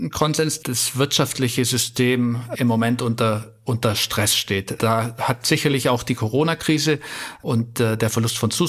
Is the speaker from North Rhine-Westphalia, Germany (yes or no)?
no; Bavaria, Germany; Ja, ich bin im Allgäu aufgewachsen, ähm, auch natürlich wie so viele äh, leidenschaftlich Fußball gespielt.